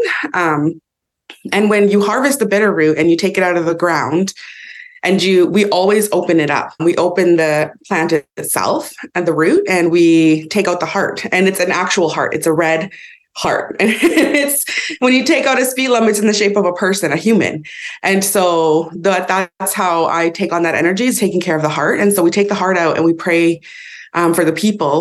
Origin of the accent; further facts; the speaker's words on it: Vernon, British Columbia, Canada; I live and was raised in Inkamapalux, which is the head of the Okanagan Lake, which is also known colonially as Vernon